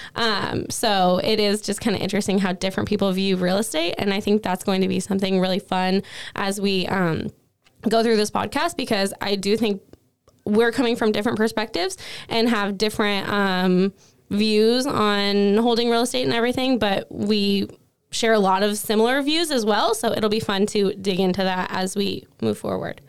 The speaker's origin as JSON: {"language": "English", "area": "Cowlitz County", "region": "Washington", "country": "United States", "tie": "born or raised there", "said": "I was born and raised in Cowlitz County"}